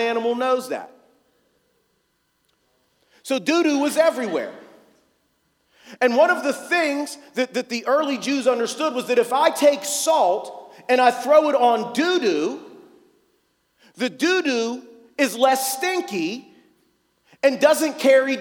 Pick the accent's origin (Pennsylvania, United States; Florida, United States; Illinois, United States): Pennsylvania, United States; North Braddock; I'm from here. I grew up in North Braddock, and I wasn't a Christian